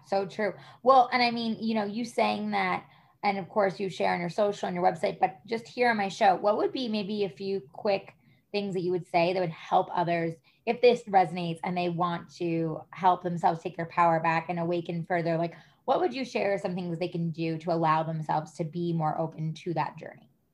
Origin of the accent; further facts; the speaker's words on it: New York, United States; moved away; I'm originally from New York.